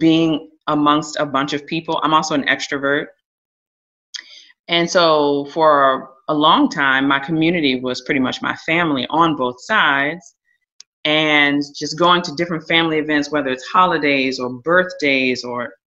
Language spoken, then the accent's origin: English; Richmond, Virginia, United States; also born or lived in Varina, Henrico County, Virginia / Connecticut; I grew up in Richmond